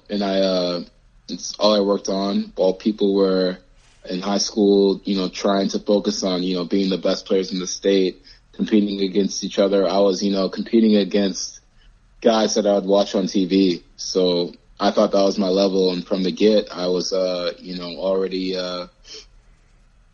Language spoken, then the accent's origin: English; United States; also born or lived in Rome, Italy; being an American playing in Europe